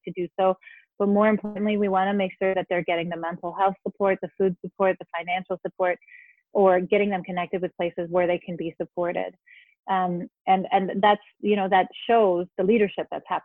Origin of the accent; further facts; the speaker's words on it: Denmark; moved away as an adult; now in Madison, United States; I was born and raised in Denmark and came here as an adult.